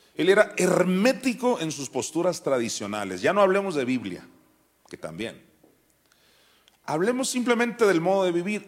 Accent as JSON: {"language": "Spanish", "town": "Juan José Ríos", "region": "Sinaloa", "country": "Mexico", "tie": "born or raised there", "said": "en la iglesia de Juan José Río, Sinaloa, donde yo nací"}